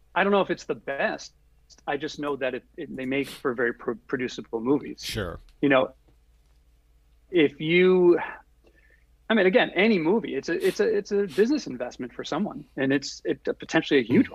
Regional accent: Providence, Rhode Island, United States; also born or lived in Los Angeles; I grew up in Providence, Rhode Island

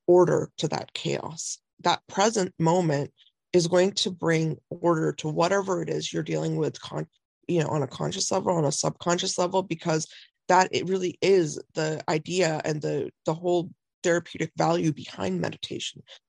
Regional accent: India; I'm Indian

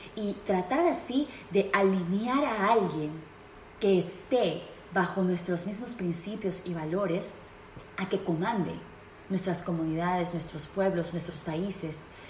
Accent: Peru; now in United States; en el Perú, en mi país natal

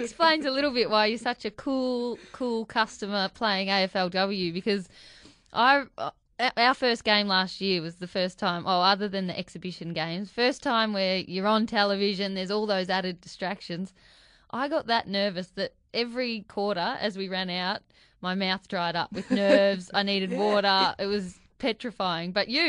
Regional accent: Bright, Victoria, Australia; I was a bit similar growing up in Bright.

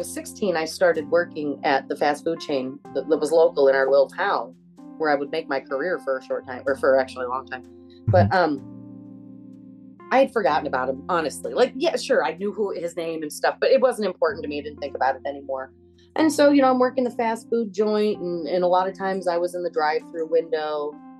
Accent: Michigan, United States; also born or lived in Colorado; people from my hometown where I was moved to when I was 6 years old.

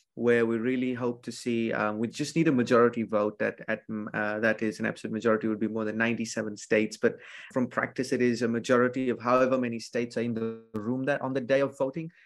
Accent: Fiji; I'm from Fiji

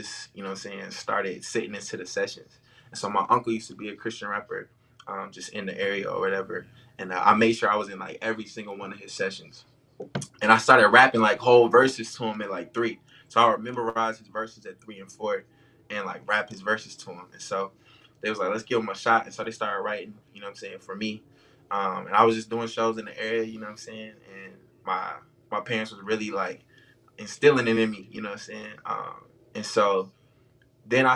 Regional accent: Bristol, Virginia, United States; I'm from Bristol, Virginia.

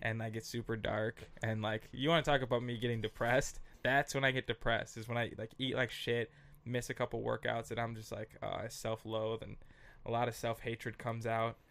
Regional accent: Minneapolis, Minnesota, United States; moved away as an adult; also born or lived in San Diego / Los Angeles / New York; I grew up on Russell Avenue North in Minneapolis

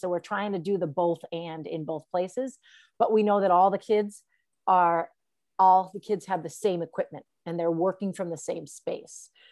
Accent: Farmington, Connecticut, United States; I grew up in Farmington, Connecticut.

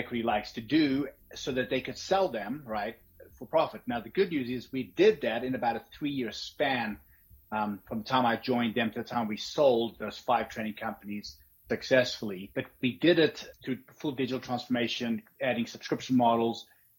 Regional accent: Johannesburg, Gauteng, South Africa; also born or lived in Cape Town; But I lived most of my life in the southern suburbs of Johannesburg.

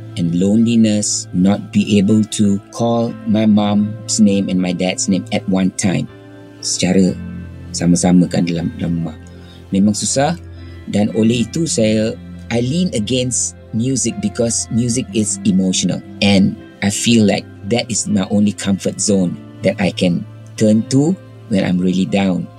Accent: Kuala Lumpur, Malaysia; now in Singapore; Saya asal Kuala Lumpur, anak jati, dibesarkan di Kuala Lumpur, sekolah pun di Kuala Lumpur.

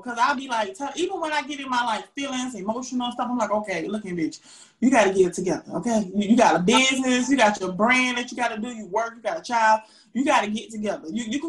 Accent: the South, United States; Yes, we're from the South, and it's so funny when I talk to people from up North

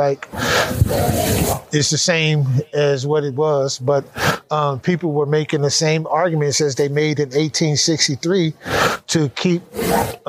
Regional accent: California, United States; I grew up in California, gangbanging in that whole world

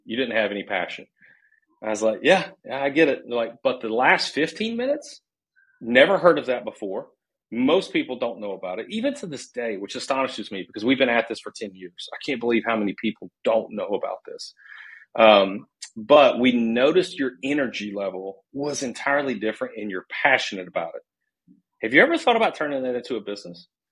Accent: Nashville, Tennessee, United States; moved away as an adult; also born or lived in Charlotte, North Carolina; I'm from originally from Nashville, Tennessee

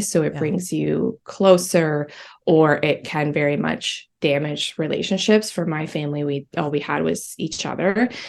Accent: England, United Kingdom; English is a second language; also born or lived in Albania; the period when I was born in Albania, then we moved to England where I had to learn how to be in a completely different society. And I was 6 years old at this time, and my upbringing was just very different. I had to learn English

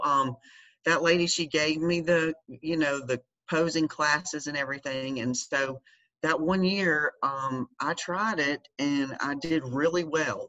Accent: Georgia, United States; moved away as an adult; also born or lived in North Carolina; we had just moved from North Carolina back to my home state in Georgia.

